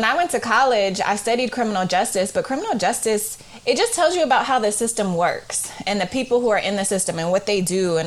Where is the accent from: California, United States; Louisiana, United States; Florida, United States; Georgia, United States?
California, United States; Oakland; I'm from Oakland, California, and I grew up in the East Side